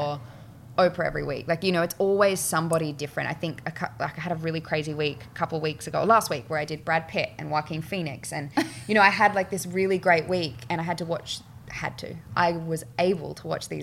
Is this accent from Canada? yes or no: no; Australia; moved away as an adult; also born or lived in Mullumbimby; now in United States; I'm Australian, my family's on the other side of the world